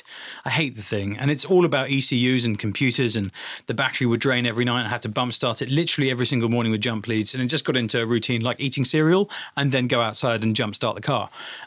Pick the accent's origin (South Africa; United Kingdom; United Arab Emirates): United Arab Emirates; Dubai; I think it actually comes from Dubai, because I grew up in the Middle East, and the coolest cars in Dubai were Mercedes and Toyota Land Cruiser